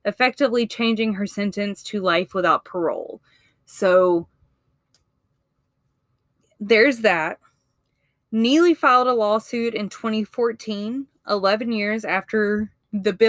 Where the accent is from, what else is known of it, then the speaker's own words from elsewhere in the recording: Mississippi, United States; now in Alabama, United States; I'm from Mississippi